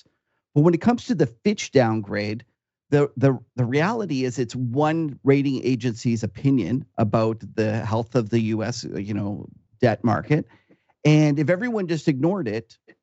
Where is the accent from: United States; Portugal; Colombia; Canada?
Canada; me as a Canadian